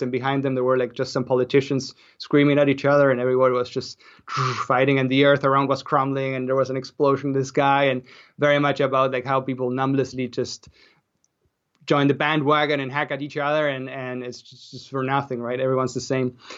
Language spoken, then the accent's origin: English; Argentina; moved away as an adult; also born or lived in Austria; now in Canada; I grew up in Argentina, but then I moved to, to Austria to study.